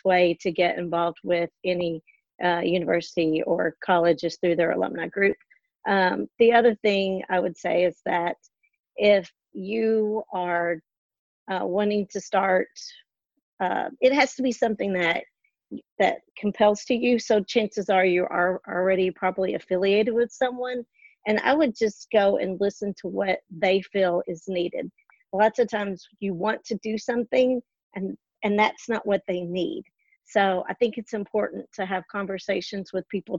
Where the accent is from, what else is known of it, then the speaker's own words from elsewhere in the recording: Owensboro, Kentucky, United States; now in Lexington, United States; I'm not originally from Lexington, I'm from Owensboro, but when I came to Lexington, UK was my community.